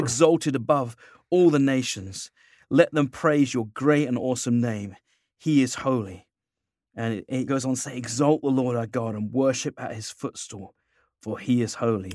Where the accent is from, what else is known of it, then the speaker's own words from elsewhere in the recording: England, United Kingdom; moved away as an adult; now in United States; living here as an Englishman